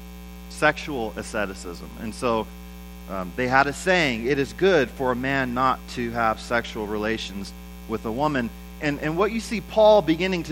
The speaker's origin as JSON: {"language": "English", "country": "United States", "said": "I'm an American"}